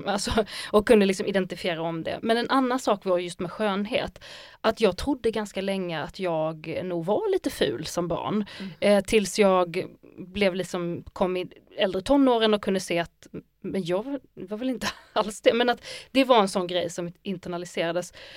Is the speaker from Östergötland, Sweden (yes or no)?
no; Skåne, Sweden; jag är ju också skånsk och massa saker, men jag är också arab